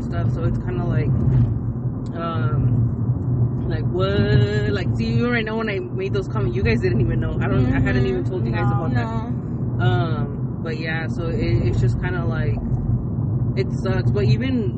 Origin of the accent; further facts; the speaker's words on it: California, United States; also born or lived in San Jose; I love my hometown and I always wanted my daughter to be raised here because all my family's here